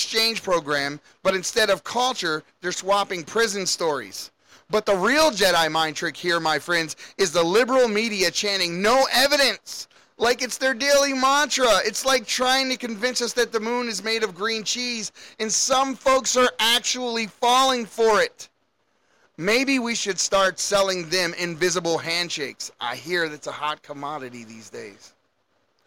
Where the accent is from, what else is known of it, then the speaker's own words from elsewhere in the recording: Baltimore, Maryland, United States; I grew up in Baltimore